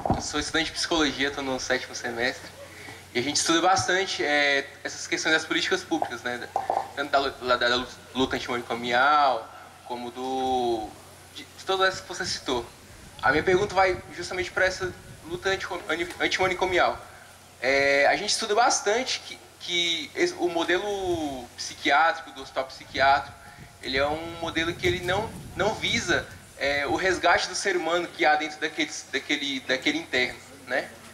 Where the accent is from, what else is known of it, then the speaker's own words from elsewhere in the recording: Brasília, Federal District, Brazil; sou daqui de Brasília